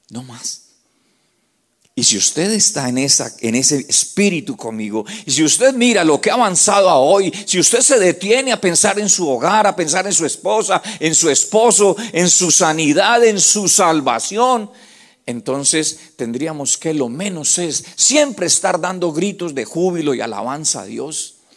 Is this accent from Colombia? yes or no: yes; Colombia; los que somos de Colombia